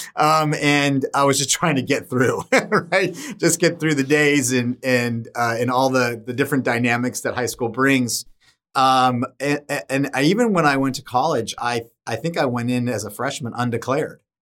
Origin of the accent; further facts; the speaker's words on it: Solana Beach, California, United States; growing up in San Diego is just, was just a fantastic experience